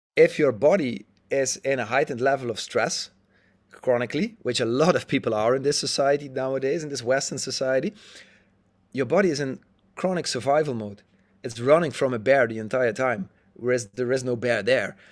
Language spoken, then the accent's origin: English; Netherlands; I'm a Dutchie, um, born and raised in the Netherlands